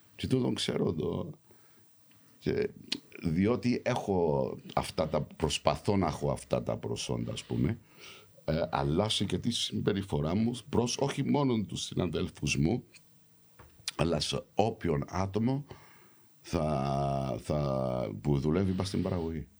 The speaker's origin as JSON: {"language": "Greek", "region": "London", "country": "United Kingdom", "tie": "born or raised there", "also_born_or_lived": "Cyprus", "moved": "yes", "said": "γεννήθηκα έξω, γεννήθηκα Λονδίνο, μεγάλωσα στο Λονδίνο"}